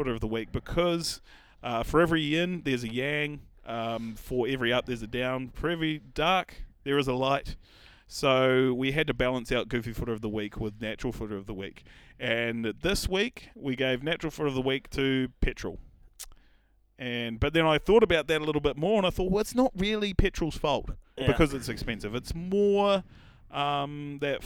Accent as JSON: {"language": "English", "town": "Raglan", "region": "Waikato", "country": "New Zealand", "tie": "born or raised there", "said": "I'm one of the rare ones who actually enjoy people coming to my hometown."}